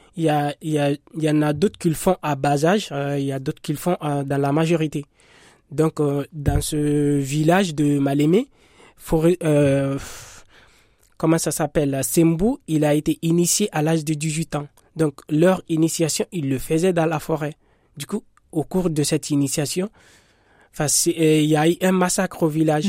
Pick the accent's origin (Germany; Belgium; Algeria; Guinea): Guinea; now in France; je suis guinéen. Je suis en France, ça, fait deux ans.